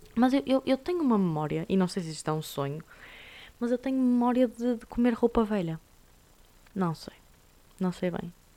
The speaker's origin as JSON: {"language": "Portuguese", "country": "Portugal", "said": "somos nós portugueses"}